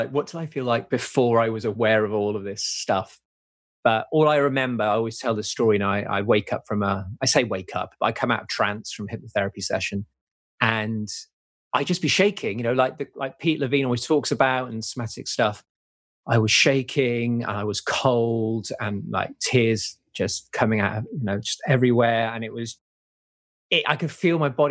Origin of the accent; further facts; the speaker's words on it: England, United Kingdom; also born or lived in Wales; we moved from Wales in the UK over to England, I got moved at the age of 9